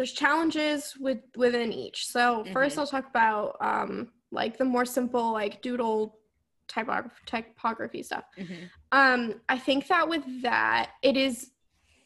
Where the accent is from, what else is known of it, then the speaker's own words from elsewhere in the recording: Vermont, United States; accent: Vermont; my Vermont accent